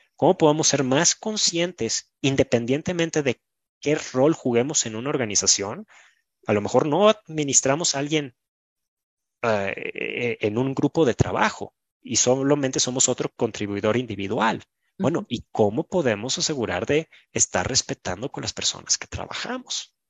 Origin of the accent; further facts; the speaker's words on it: Mexico; Yo soy mexicano